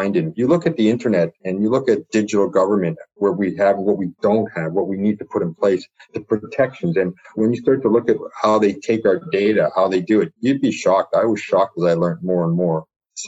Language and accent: English; Toronto, Ontario, Canada; I grew up in Scarborough